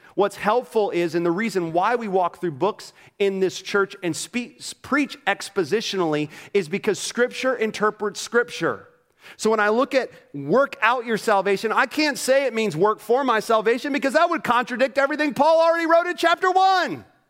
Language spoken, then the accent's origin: English; Orlando, Florida, United States; moved away; I grew up in Orlando, Florida.